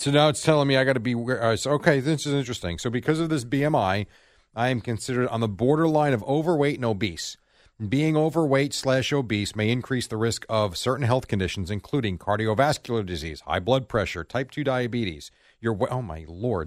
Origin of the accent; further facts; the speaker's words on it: United States; as an American